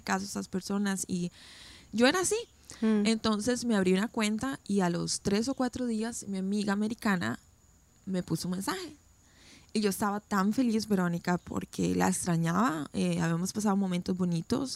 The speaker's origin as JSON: {"language": "Spanish", "country": "Costa Rica", "tie": "born or raised there", "moved": "as an adult", "lives_now": "United States", "said": "yo nací, crecí en Costa Rica"}